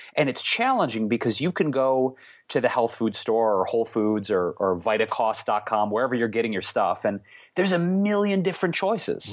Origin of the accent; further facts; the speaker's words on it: Detroit, Michigan, United States; now in Los Angeles, United States; where I grew up in Detroit